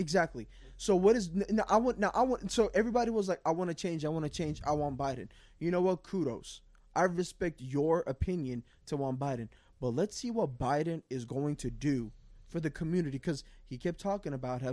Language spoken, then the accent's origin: English; New York City, New York, United States; I grew up in Queens